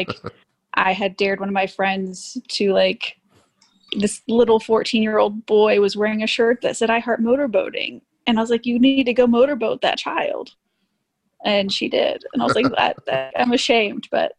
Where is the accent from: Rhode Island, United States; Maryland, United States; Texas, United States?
Texas, United States; also born or lived in Miami; Born in Miami. I'm Cuban, so that makes sense. But my family moved to Texas after Hurricane Andrew.